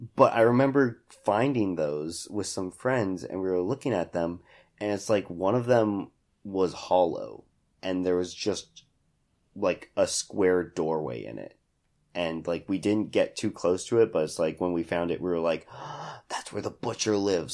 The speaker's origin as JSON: {"language": "English", "town": "Hutchinson", "region": "Kansas", "country": "United States", "tie": "born or raised there", "said": "I grew up in Hutch."}